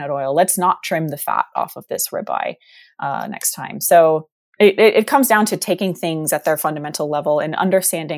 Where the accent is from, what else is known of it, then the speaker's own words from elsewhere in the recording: Texas, United States; moved away; we're both from Texas